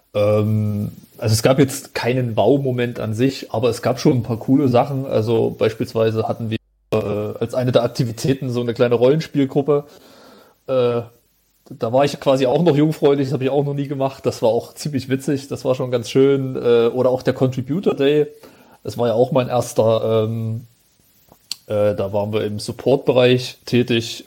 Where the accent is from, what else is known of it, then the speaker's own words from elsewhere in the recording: Jena, Thuringia, Germany; Ich komme aus Thüringen, aus Jena